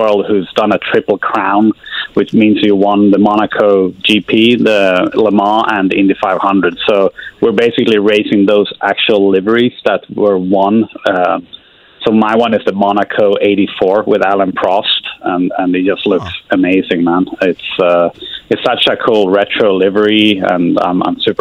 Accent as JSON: {"language": "English", "country": "Sweden", "tie": "born or raised there", "moved": "as an adult", "lives_now": "Indianapolis, United States", "said": "there's a lot of lakes where I grew up in Sweden"}